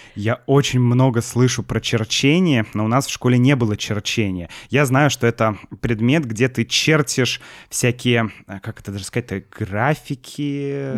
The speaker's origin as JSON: {"language": "Russian", "region": "Saint Petersburg", "country": "Russia", "tie": "born or raised there", "said": "мое детство в Санкт-Петербурге"}